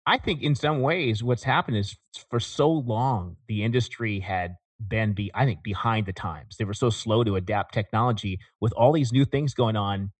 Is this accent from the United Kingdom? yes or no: no; Porterville, California, United States; I was in Central California. I came from, uh, a town called Porterville, which is, uh, in between Fresno and Bakersfield.